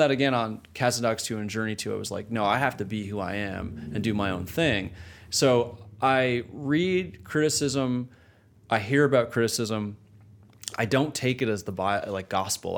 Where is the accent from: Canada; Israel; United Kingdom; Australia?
Canada; moved away as an adult; growing up in Canada, starting my career in Canada